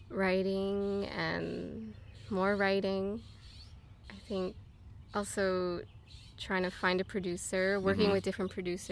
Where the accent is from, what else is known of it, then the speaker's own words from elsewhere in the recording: Los Angeles, California, United States; Herman, which is right over here, where I grew up, actually.